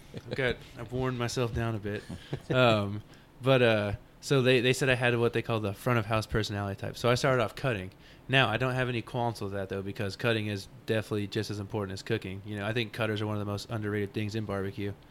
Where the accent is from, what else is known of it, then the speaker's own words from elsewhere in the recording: Arlington, Texas, United States; moved away as an adult; now in Austin, United States; I grew up in Arlington, Texas